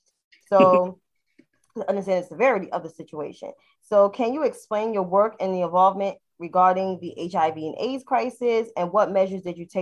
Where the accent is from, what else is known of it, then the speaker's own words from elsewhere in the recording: New York City, New York, United States; I grew up in Harlem, born and raised in Harlem. And I know the time that I was born during, it was the crack epidemic.